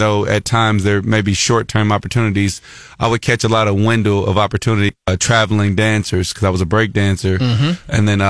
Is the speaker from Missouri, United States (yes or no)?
yes; Columbia, Missouri, United States; I grew up in Columbia, Missouri, which is here